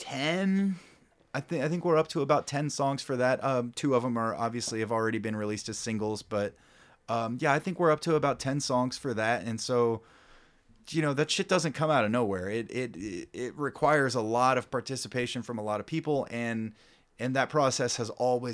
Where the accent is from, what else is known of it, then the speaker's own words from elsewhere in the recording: Kansas City, Missouri, United States; We're four dudes from Kansas City that like to play rock and roll.